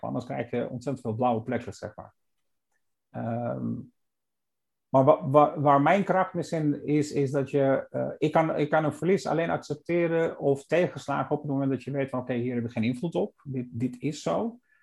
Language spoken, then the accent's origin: Dutch; Ohrid, North Macedonia; now in Netherlands; het meer van Ochrid, waar ik geboren ben